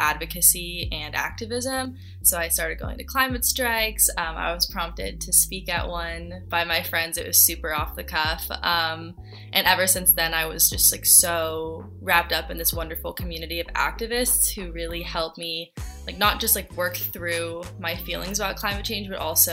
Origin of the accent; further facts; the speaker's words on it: Sacramento, California, United States; I'm from Sacramento, and that's where I got my interest in policy started